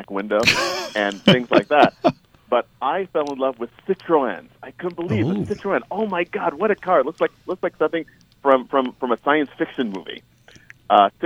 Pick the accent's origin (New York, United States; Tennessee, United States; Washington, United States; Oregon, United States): New York, United States; growing up in New York and not in Southern California